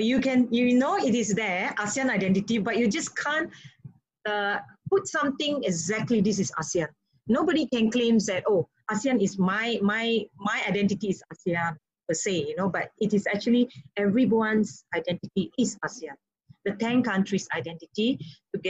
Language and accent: English; Malaysia; now in Indonesia; being a Malaysian, and also very close to Singapore